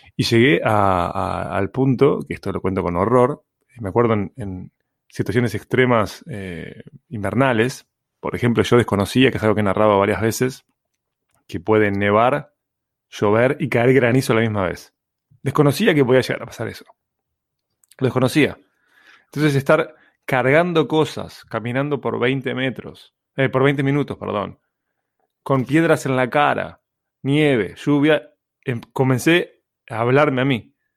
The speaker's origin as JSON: {"language": "Spanish", "region": "Montevideo", "country": "Uruguay", "tie": "born or raised there", "said": "Nací en Uruguay."}